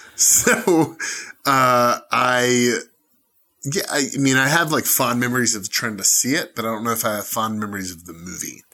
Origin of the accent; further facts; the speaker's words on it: Atlanta, Georgia, United States; I'm from Atlanta